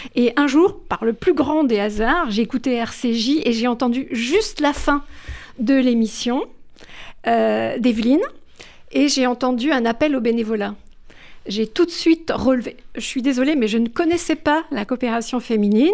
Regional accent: La Goulette, Tunis Governorate, Tunisia; now in France; j'ai grandi, euh, je suis née à la Goulette

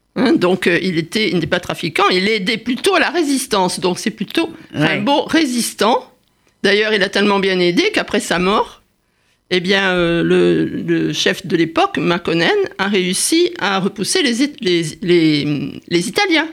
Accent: Saint-Quentin-de-Caplong, Nouvelle-Aquitaine, France; moved away; also born or lived in Paris; mon village natal, à saint quentin caplan en Gironde

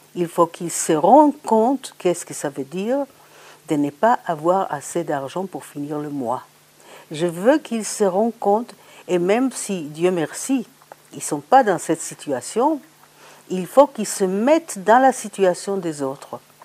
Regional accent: Israel; moved away; je viens d'Israël

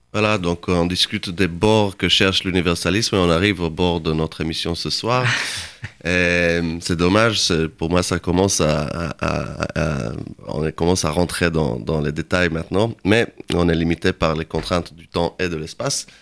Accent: Jerusalem, Jerusalem District, Israel; also born or lived in Berlin; now in Paris, France; je lis du Yiddish, je viens de Jérusalem

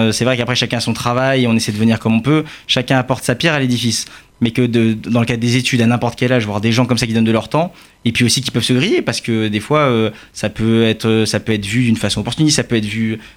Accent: France; oui, on est, on est juif, mais on est français aussi

